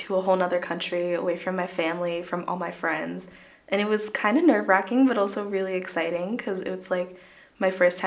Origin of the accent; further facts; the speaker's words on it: Stamford, Connecticut, United States; I'm from Stamford, Connecticut, and I go to UConn Stamford